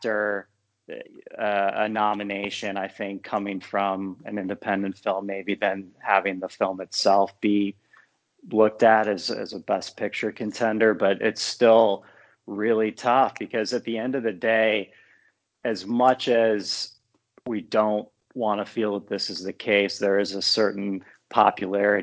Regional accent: Ohio, United States; born or raised there

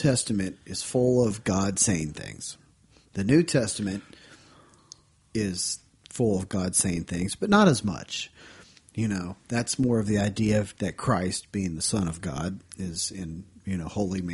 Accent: Ohio, United States; the church that I grew up in Ohio

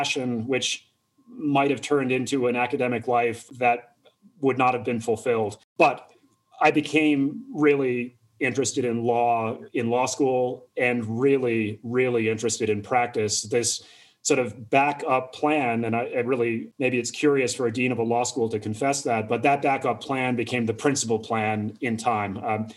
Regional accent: Massena, New York, United States; moved away as an adult; also born or lived in Montreal, Canada; now in Denver, United States; I grew up in Messina

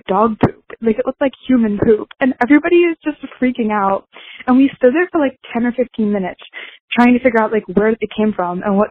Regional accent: Maryland, United States; I'm from Maryland.

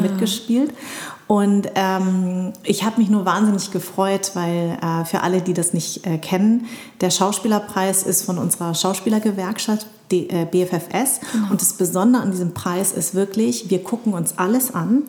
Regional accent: Darmstadt, Hesse, Germany; Ich bin in Darmstadt geboren und meine Eltern kommen aus Vietnam

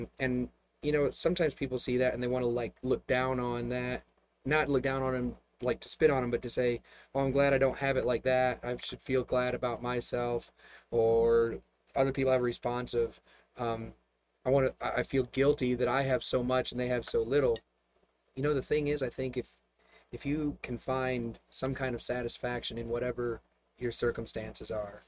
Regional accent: Flint, Michigan, United States; moved away; I'm a car guy. I grew up around Flint area

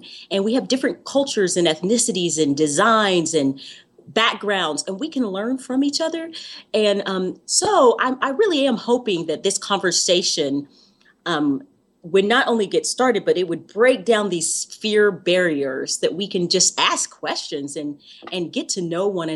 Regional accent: the South, United States; I grew up in the South

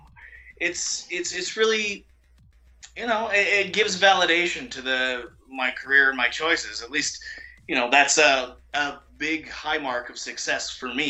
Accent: Canada; I'm Canadian

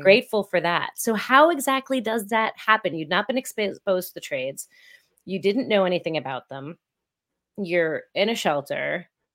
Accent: Essex County, New Jersey, United States; moved away; I grew up, um, in North Jersey

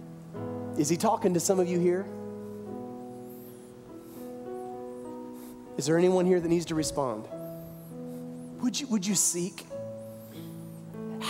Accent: the South, United States; we come from the South, we had mammy and pappy

